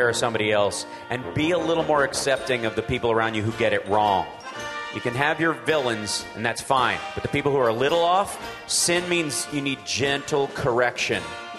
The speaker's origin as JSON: {"language": "English", "town": "Peaks Mill", "region": "Kentucky", "country": "United States", "tie": "born or raised there", "said": "At my church when I was growing up in Peaksmill, Kentucky, we had a little white Christian church in every sense of the word."}